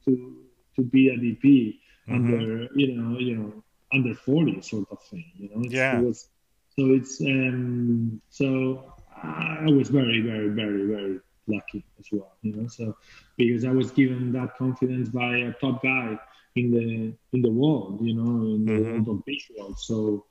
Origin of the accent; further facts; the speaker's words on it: Spain; English is a second language; moved away as an adult; also born or lived in England; coming from Spain